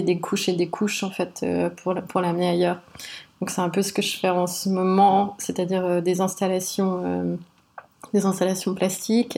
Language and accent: French; Switzerland; je suis d'origine libanaise et sri-lankaise. J'ai grandi euh, en Suisse